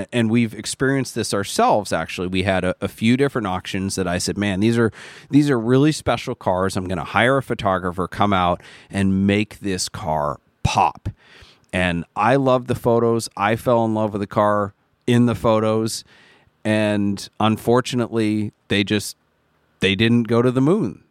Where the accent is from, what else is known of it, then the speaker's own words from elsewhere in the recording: United States; I am an American too.